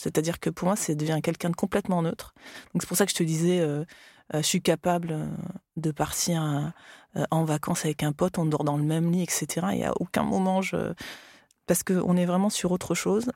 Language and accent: French; France; also born or lived in Australia; quand je suis revenue en France, ah bah là, du coup, bah, je, je parlais français